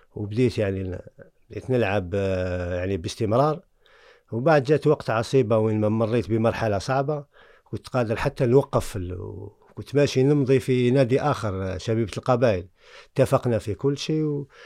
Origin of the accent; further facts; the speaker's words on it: Algeria; moved away as an adult; also born or lived in France; انا من الجزائر مولد الجزائر